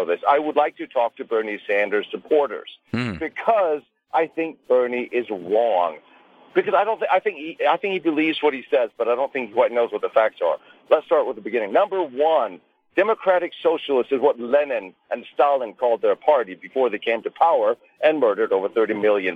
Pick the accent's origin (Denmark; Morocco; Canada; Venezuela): Denmark; moved away as an adult; now in United States; I was born in Denmark. I served in the Danish Army.